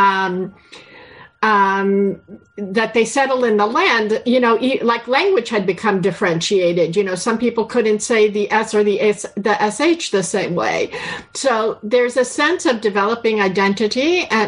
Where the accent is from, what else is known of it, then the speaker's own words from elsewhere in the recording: United States; moved away as an adult; now in Toronto, Canada; as an American who moved 20 years ago to Toronto